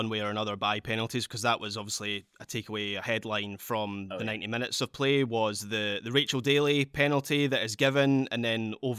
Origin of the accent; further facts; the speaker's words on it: Scotland, United Kingdom; I appreciate this as a Scot making this argument